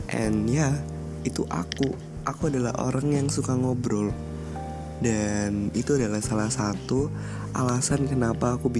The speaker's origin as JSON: {"language": "Indonesian", "town": "Banyumas", "region": "Central Java", "country": "Indonesia", "tie": "born there", "said": "Aku lahir di Banyumas 5 November 2003"}